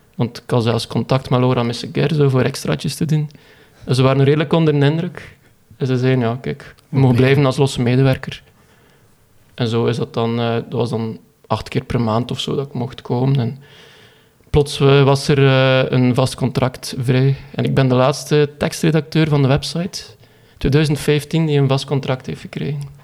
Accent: Koolskamp, Flanders, Belgium; ik ben afkomstig van Koolskamp

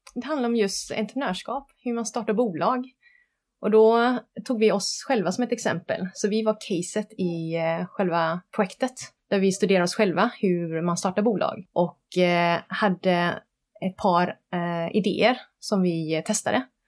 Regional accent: Gothenburg, Västra Götaland, Sweden; jag kommer från Göteborg. Mina föräldrar kom hit från eh, Vietnam under Vietnamkriget. Träffades här och jag är född i Sverige. Så jag är uppvuxen i Bergsjön

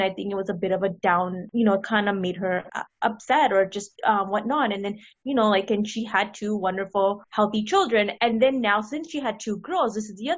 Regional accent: India; my family's Indian, so I'm from India.

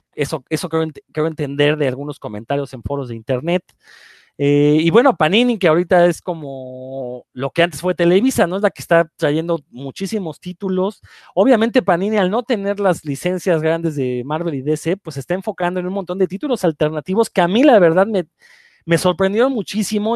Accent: Mexico City, Mexico; moved away as an adult; also born or lived in Yucatán; yo soy del Distrito Federal, pero me fui a vivir a Yucatán algunos años

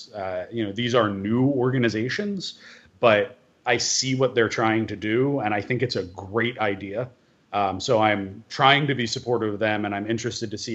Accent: United States; as an American Jew

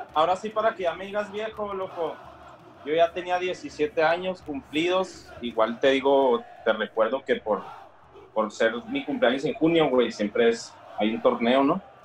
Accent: Mexico; Nosotros como mexicanos

